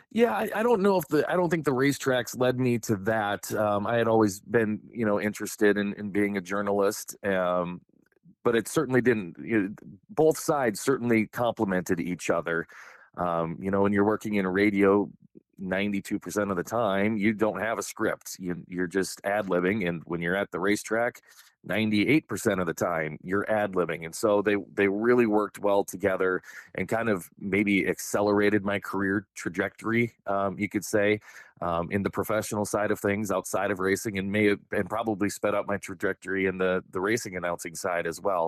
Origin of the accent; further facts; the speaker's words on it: South Dakota, United States; we grew up poor here in South Dakota.